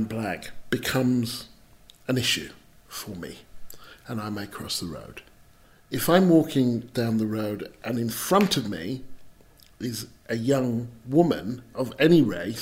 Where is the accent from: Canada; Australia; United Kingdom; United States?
United Kingdom; England; I'm British, I'm English